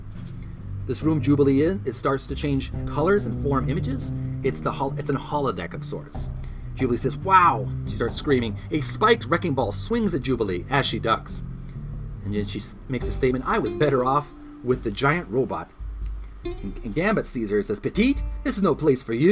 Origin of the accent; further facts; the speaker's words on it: Canada; I'm a Canadian